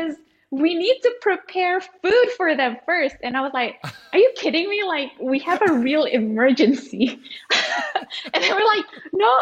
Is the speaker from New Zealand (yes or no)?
no; Singapore; also born or lived in Indonesia; now in Jakarta, Indonesia; And then I was sent to Singapore.